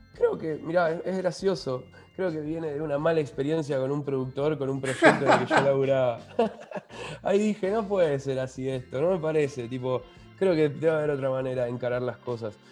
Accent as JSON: {"language": "Spanish", "town": "Lanús", "region": "Buenos Aires Province", "country": "Argentina", "said": "Somos los dos de Lanús"}